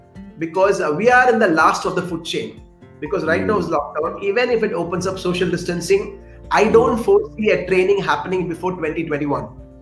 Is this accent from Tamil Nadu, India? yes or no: yes; Chennai, Tamil Nadu, India; also born or lived in Delhi; I'm from Chennai.